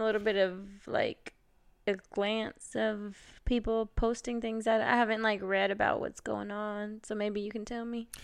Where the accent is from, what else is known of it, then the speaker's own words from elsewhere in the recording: Carrollton, Georgia, United States; I'm from Carrollton, Georgia, out west. Growing up, I think our school was minority